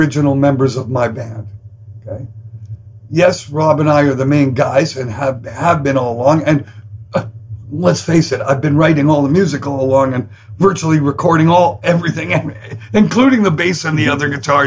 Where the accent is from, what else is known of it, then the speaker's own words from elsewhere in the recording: Canada; I'm Canadian